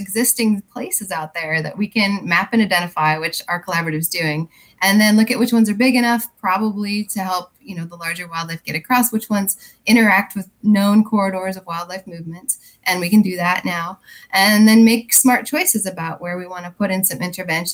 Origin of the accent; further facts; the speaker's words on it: Wyoming, United States; now in Virginia, United States; I'm actually originally from Wyoming